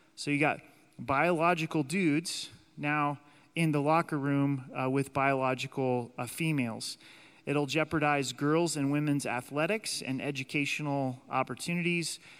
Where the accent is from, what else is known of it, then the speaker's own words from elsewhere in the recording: United States; God has allowed us to be citizens in the United States